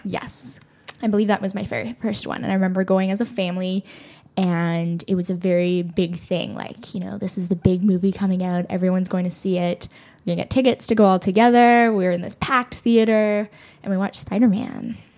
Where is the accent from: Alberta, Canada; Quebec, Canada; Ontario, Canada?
Ontario, Canada; Toronto; growing up in Toronto, it never felt like, like an other. I always felt like this was my home, this is where I grew up